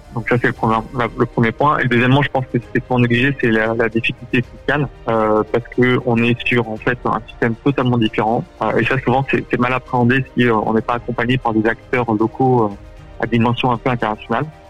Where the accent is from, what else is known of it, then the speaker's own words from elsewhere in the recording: France; now in United States; nous, en tant que Français